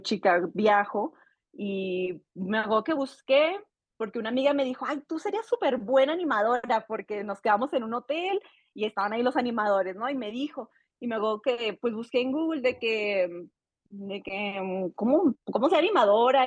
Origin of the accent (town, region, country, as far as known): Saltillo, Coahuila, Mexico; born or raised there; moved away as an adult; also born or lived in Playa del Carmen; now in Mexico City, Mexico